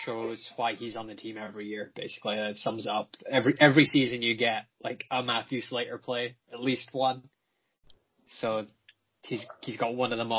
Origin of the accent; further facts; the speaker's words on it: United Kingdom; because I'm British.